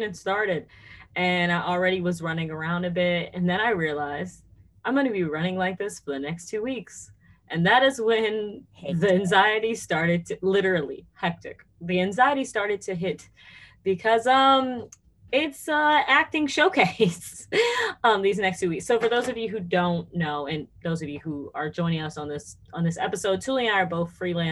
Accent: United States; accent: American; my normal American accent

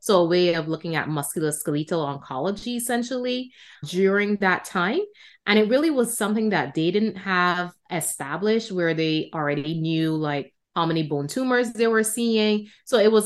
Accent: Barbados; moved away; I was trained in Barbados, which is my home country.

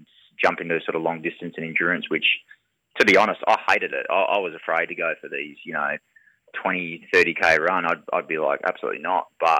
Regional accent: East Fremantle, Western Australia, Australia; I grew up in East Fremantle as well. So spent many years there

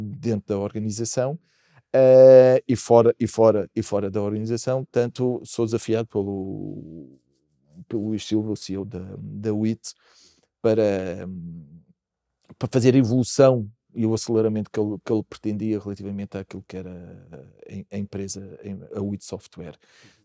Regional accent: Portugal; Aconteceu-nos isso também como portugueses

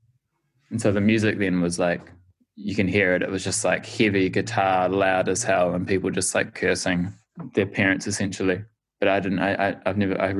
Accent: Christchurch, Canterbury, New Zealand; also born or lived in Dunedin; half of us were born in Christchurch, which is 5 hours north of Dunedin on the east coast of New Zealand

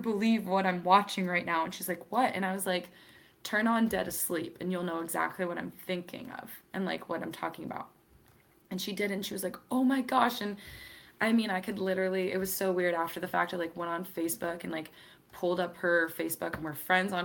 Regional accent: Wellsboro, Pennsylvania, United States; moved away; also born or lived in Seattle, Washington / Virginia; that's where I did like all of my middle school, high schooling, all of that stuff. So I usually say I'm from Pennsylvania, but we lived in a very small town called Wellsboro, Pennsylvania

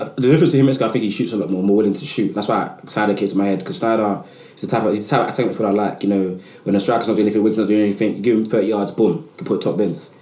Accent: London, United Kingdom; I'm from Southeast London

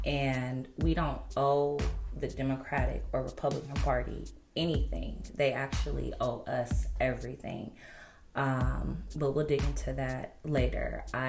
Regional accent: United States; You don't need to say Black people, because it's American. You know what I'm saying? I'm American, so it's just automatically ingrained.

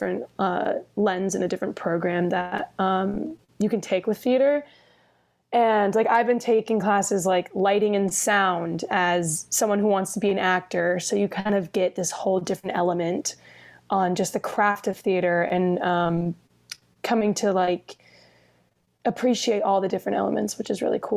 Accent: Jensen Beach, Florida, United States; moved away as an adult; now in Los Angeles, United States; I'm from Florida

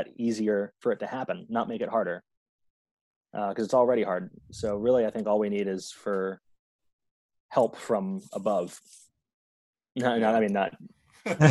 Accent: New York City, New York, United States; I'm just a black guy, but I'm from Park Slope. I was raised in a solidly middle class family

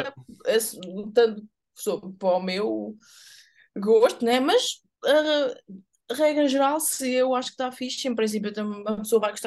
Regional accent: Évora, Alentejo, Portugal; moved away; lá em Évora onde eu cresci

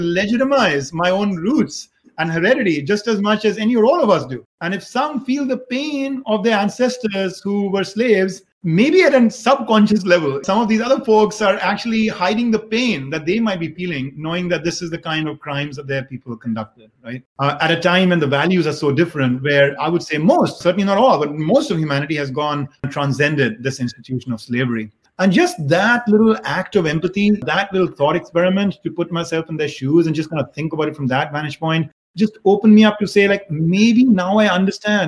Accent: India; now in United States; an Indian immigrant in America

